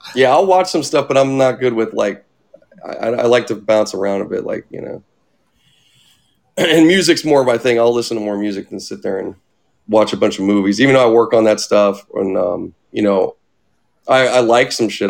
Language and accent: English; Pittsburgh, Pennsylvania, United States; also born or lived in California; I was actually born here, but then we I grew up back in Pittsburgh. Like we left like when I was ten